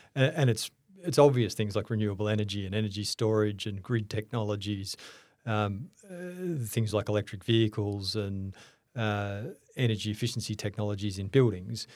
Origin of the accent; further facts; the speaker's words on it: Melbourne, Victoria, Australia; I grew up in Melbourne.